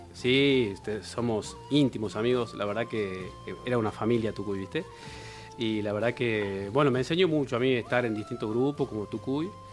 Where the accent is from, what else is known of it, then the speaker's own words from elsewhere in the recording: Yerba Buena, Tucumán, Argentina; moved away as an adult; now in Tafí Viejo, Argentina; yo de Yerba Buena